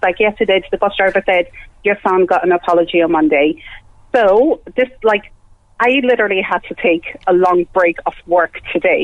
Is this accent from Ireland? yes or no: yes; Ireland; I grew up in Ireland. I've lived in Ireland, almost 20 years